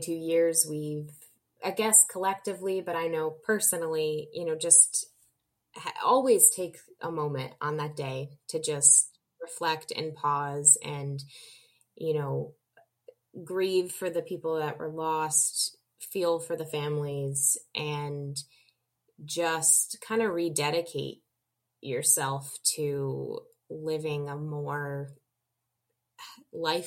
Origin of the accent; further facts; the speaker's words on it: New York, United States; as a New Yorker